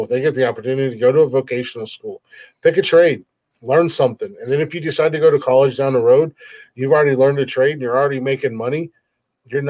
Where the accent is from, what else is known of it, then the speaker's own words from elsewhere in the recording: Ohio, United States; I'm from Ohio